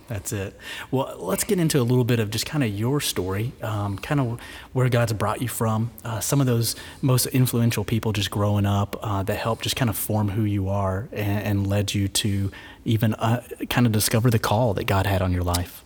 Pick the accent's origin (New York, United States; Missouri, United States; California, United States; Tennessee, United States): Tennessee, United States; Knoxville; I grew up in East Knoxville, so I feel like I'm back home